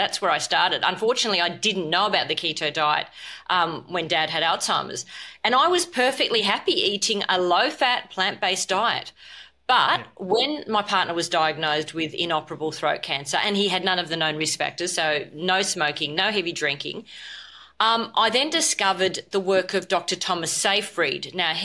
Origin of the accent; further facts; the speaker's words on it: Australia; I'm an Australian medical doctor